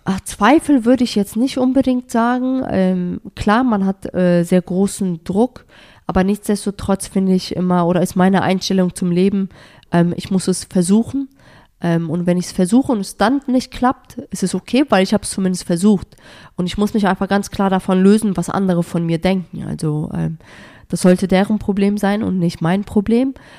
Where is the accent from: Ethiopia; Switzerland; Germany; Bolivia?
Germany; dass Deutschland meine Heimat ist